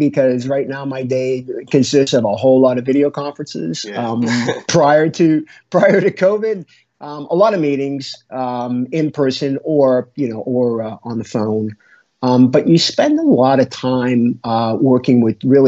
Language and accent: English; Biddeford, Maine, United States; moved away; I grew up in Biddeford, Maine, which is southern Maine, about 90 miles north of Boston.